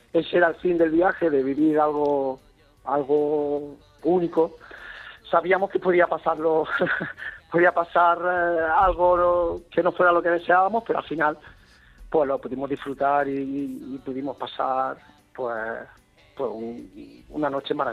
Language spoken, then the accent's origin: Spanish; Granada, Andalusia, Spain; soy granadino, yo jugué en el Granada, en los filiales